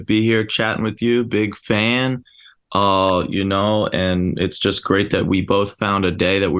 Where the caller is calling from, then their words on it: Philadelphia, Pennsylvania, United States; South Philly, baby.